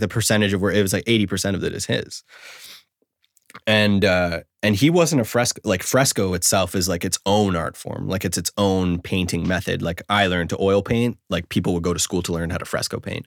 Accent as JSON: {"language": "English", "country": "Canada", "said": "I'm a Canadian"}